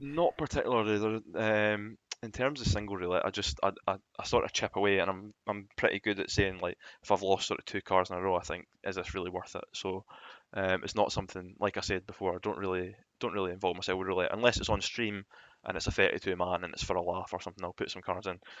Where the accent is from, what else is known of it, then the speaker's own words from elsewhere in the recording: Scotland, United Kingdom; being Scottish